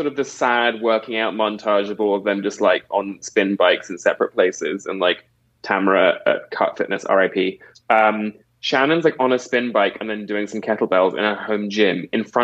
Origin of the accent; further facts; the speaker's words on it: England, United Kingdom; I'm British from England.